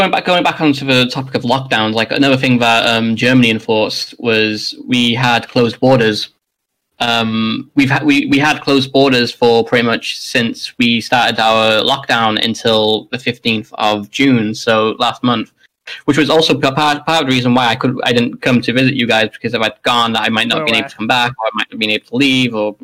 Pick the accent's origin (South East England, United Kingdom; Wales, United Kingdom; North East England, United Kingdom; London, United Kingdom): Wales, United Kingdom; As Welsh people